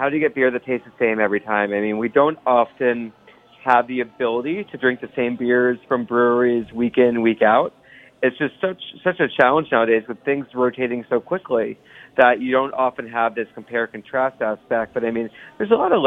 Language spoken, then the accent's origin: English; Ohio, United States; now in New York City, United States; I grew up in the Midwest. Mm-hmm. So I grew up in Ohio